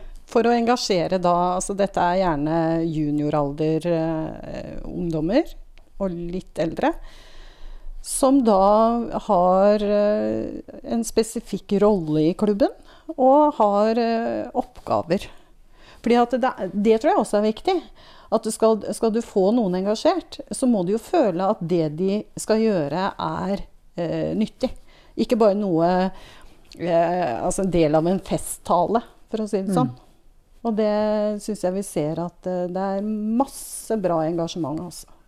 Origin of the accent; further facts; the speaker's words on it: Tomter, Innlandet, Norway; moved away as an adult; now in Jeløya, Norway; Jeg kommer fra tomter. Så jeg er fra Innlandet